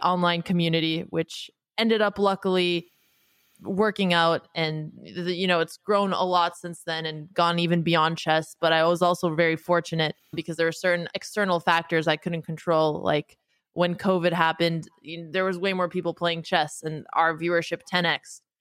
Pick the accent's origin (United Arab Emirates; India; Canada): Canada; also born or lived in United States / Bay Area; now in New York, United States; I grew up in Canada to a family of Romanian immigrants